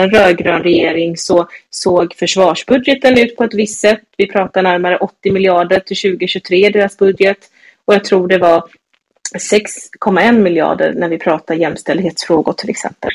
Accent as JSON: {"language": "Swedish", "town": "Gothenburg", "region": "Västra Götaland", "country": "Sweden", "tie": "born or raised there", "also_born_or_lived": "Stockholm", "said": "jag är ju från Backa i, på Hisingen här i Göteborg"}